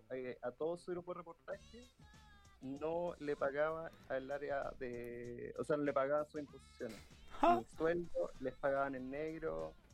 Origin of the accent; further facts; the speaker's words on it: Santiago, Santiago Metropolitan Region, Chile; somos santiaguinos sorprendidos